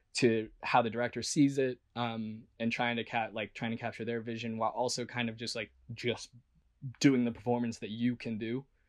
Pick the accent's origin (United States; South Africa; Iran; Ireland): United States; Chicago, Illinois; moved away as an adult; also born or lived in California; I'm from Chicago, outside of Chicago originally